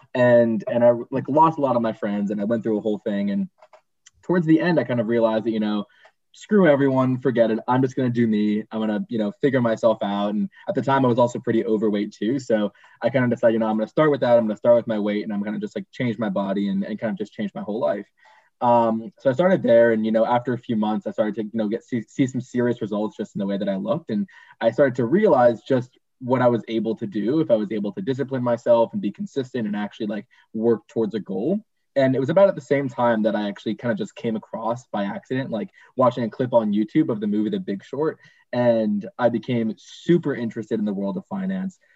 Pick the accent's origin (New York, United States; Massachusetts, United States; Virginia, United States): Massachusetts, United States; Boston; moved away; I'm originally from Boston